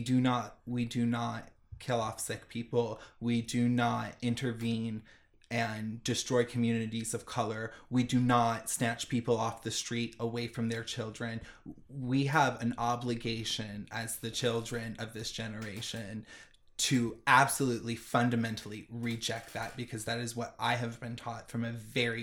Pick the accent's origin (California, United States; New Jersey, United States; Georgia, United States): California, United States; Orange County; moved away; we grew up in Orange County